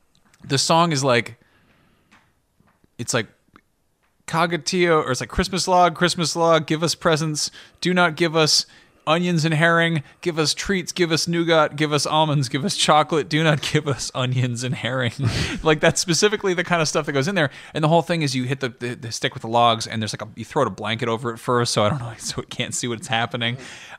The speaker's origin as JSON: {"language": "English", "country": "France", "tie": "born there", "said": "I was born in France, but my mom had regular Babar books growing up"}